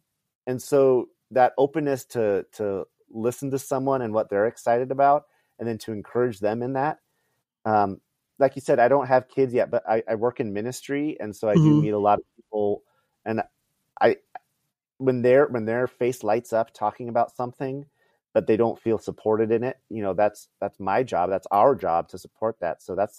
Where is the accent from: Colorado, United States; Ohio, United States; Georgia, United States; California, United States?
California, United States; born there; They lived in California. I was born in the Bay Area.